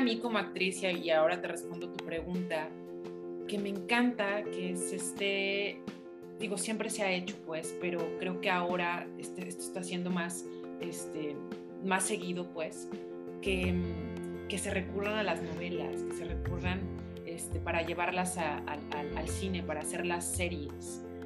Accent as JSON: {"language": "Spanish", "area": "Tampico", "region": "northern Veracruz", "country": "Mexico", "tie": "born or raised there", "said": "yo, soy de Veracruz, del norte de Veracruz y también crecí en Tampico"}